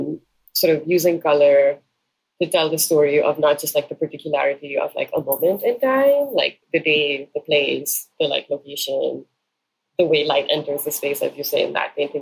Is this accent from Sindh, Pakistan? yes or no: yes; Karachi, Sindh, Pakistan; growing up in Karachi